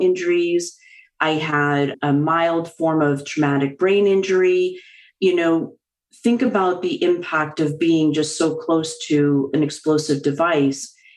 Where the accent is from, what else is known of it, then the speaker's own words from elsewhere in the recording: just outside of Boston, Massachusetts, United States; I'm a Bostonian, born and raised just outside of Boston